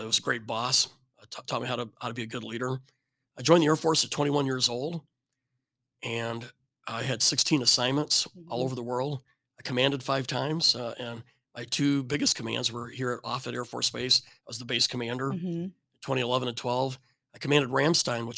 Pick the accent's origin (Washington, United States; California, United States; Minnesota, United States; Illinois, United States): Illinois, United States; rural; moved away; I was raised in rural Illinois, corn and soybeans